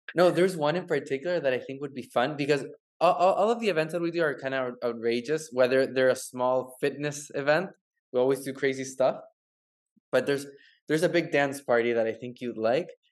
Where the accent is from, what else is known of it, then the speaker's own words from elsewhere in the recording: Santiago, Santiago Metropolitan Region, Chile; now in Miami, United States; I'm actually from from Chile, from Santiago.